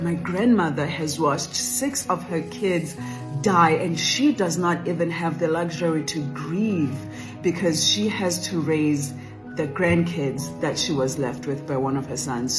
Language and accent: English; South Africa; I grew up in South Africa, in the villages of South Africa.